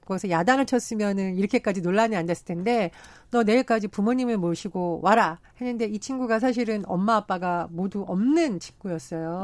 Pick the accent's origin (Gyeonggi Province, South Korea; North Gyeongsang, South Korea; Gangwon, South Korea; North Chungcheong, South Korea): Gangwon, South Korea; 제가 강원도 출신이다 보니